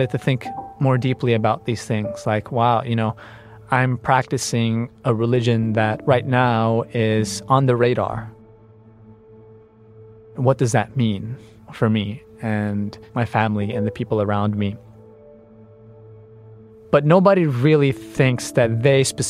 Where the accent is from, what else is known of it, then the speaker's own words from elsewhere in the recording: New York City, New York, United States; I was born in Coney Island Hospital and raised in the community of Brighton Beach